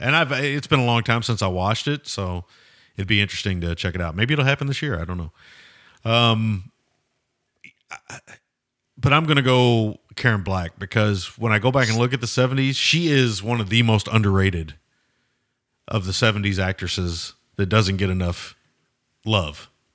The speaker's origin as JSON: {"language": "English", "region": "the South", "country": "United States", "said": "as a Southerner"}